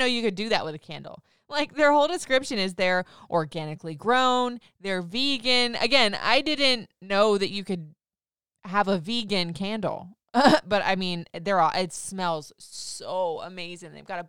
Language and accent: English; Florida, United States; Now I grew up in Florida. I've bounced around the country everywhere